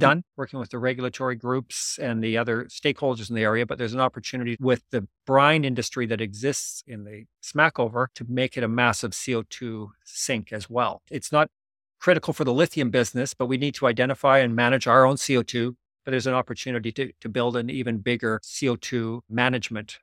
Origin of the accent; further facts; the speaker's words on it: Canada; as a Canadian